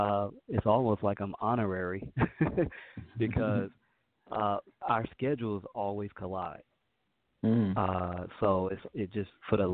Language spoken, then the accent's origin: English; North Carolina, United States; We have a lot in common because obviously we're both from North Carolina, so very similar as to how we were raised and things that we were used to.